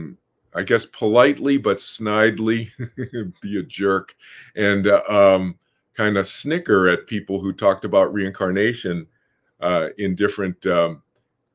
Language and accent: English; Boston, Massachusetts, United States; I was born in Boston, Massachusetts, grew up in a suburb there